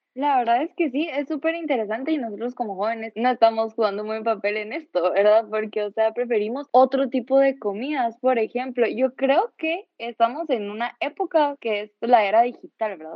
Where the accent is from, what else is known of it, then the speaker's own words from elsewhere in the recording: Guatemala; nosotros como chapines